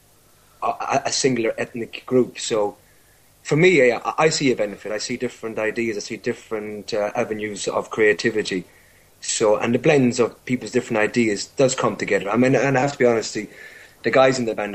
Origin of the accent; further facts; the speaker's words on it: Ireland; also born or lived in London, United Kingdom; now in United Kingdom; I'm Irish originally. I moved to the UK about 16 years ago.